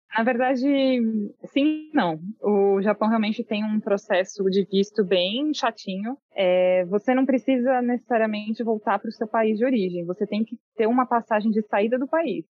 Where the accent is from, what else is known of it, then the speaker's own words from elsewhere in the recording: São Paulo, Brazil; moved away as an adult; São Paulo, capital